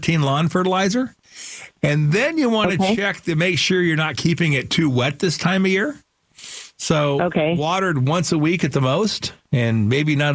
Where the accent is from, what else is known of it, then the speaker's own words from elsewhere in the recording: Phoenix, Arizona, United States; I grew up in Sunny Slope.